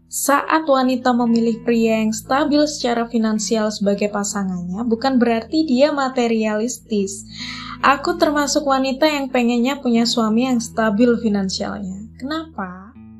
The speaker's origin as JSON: {"language": "Indonesian", "region": "Java", "country": "Indonesia", "said": "aku adalah orang Jawa"}